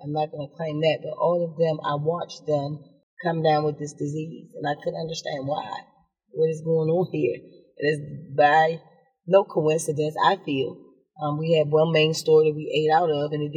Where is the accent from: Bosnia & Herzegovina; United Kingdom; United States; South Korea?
United States; Washington, District of Columbia; I grew up again in Southeast. I lived in Park Southern